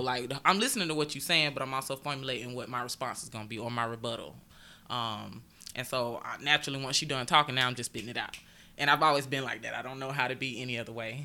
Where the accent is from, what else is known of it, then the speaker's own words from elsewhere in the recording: Augusta, Georgia, United States; moved away as an adult; I am originally from Augusta, Georgia, born and raised